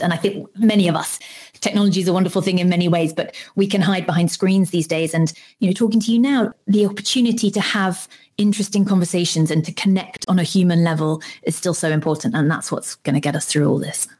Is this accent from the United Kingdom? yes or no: yes; United Kingdom; I'm British